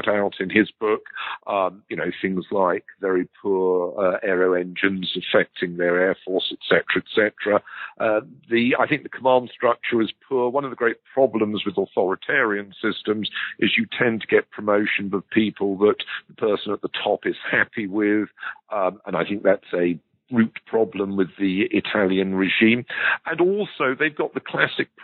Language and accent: English; United Kingdom; as a Brit